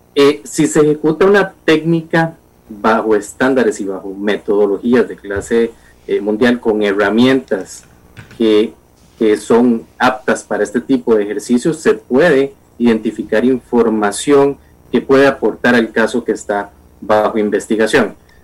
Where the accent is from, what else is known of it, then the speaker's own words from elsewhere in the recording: Costa Rica; como ciudadano costarricense